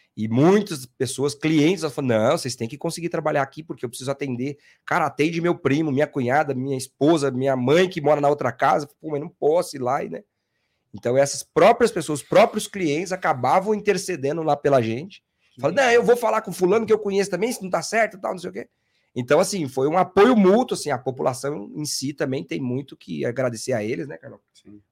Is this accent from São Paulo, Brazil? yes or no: yes; interior of São Paulo, Brazil; moved away as an adult; now in São Paulo, Brazil; eu nasci em São Paulo, fui, me, me criei no interior de São Paulo, voltei com 18 anos, tô aqui até hoje